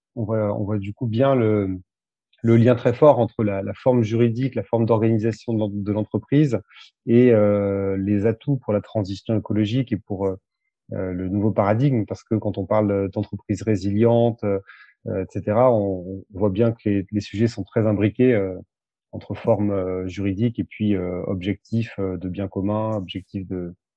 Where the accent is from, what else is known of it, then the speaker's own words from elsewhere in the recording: Thiers, Auvergne-Rhône-Alpes, France; also born or lived in Limoges; j'ai grandi à côté de Thiers